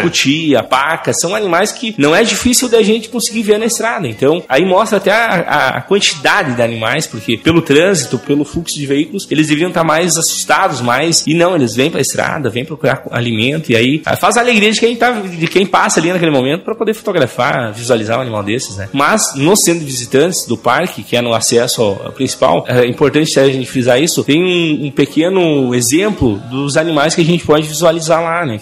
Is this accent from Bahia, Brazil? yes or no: no; Derrubadas, Rio Grande do Sul, Brazil; eu sou de Derrubadas, no extremo noroeste do Rio Grande do Sul e é a terra do Salto Yucumã